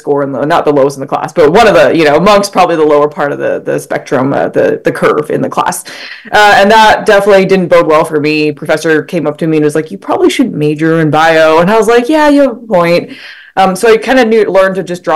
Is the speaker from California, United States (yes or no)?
no; Utah, United States; moved away as an adult; I grew up in Utah.